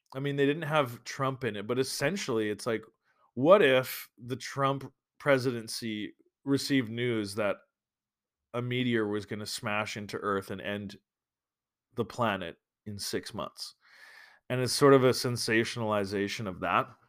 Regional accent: Alberta, Canada; moved away; I'm from Alberta

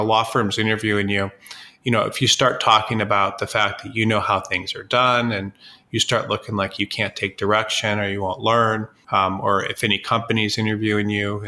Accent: Midwest, United States; moved away as an adult; now in Los Angeles, United States; I was from the Midwest, and it's very, you know, conservative in the Midwest

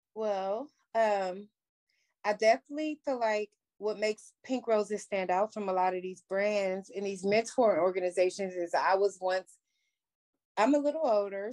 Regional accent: Columbus, Ohio, United States; my hometown

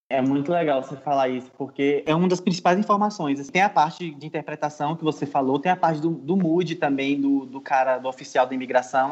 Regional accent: Brazil; eu sou brasileiro

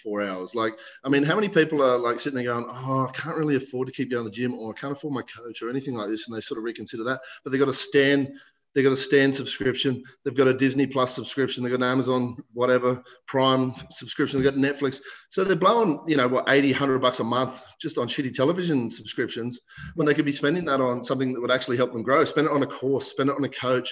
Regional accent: Blue Mountains, New South Wales, Australia; also born or lived in Western Sydney; I'm from the Blue Mountains. Hence my handle.

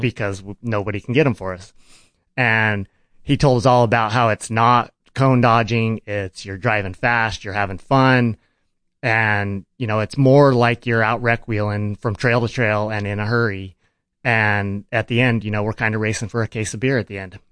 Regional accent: Farmington, New Mexico, United States; I grew up in Farmington, New Mexico

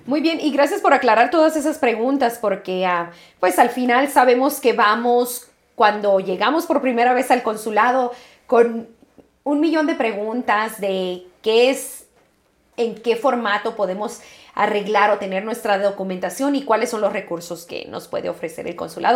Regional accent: Mexico; moved away as an adult; now in United States; yo me vine a los 18 años de México a Estados Unidos a estudiar

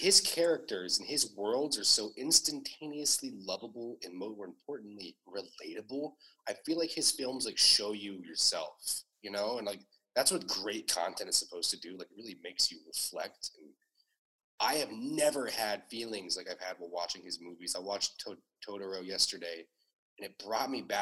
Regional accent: Ohio, United States; I'm from Ohio. Like, I grew up in Ohio.

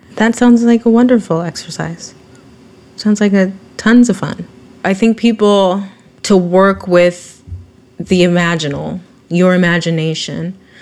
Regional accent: Vacaville, California, United States; I'm from Vacaville, so I know a lot of racist. I grew up around a lot of racist people

